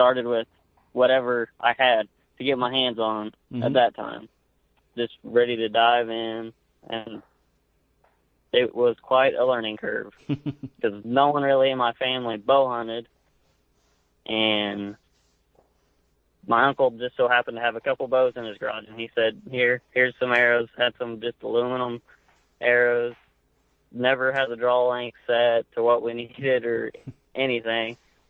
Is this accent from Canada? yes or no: no; Ringwood, Oklahoma, United States; I'm from Northwest Oklahoma, a small town called Ringwood. I grew up here since I was, I think I've lived here since I was 3.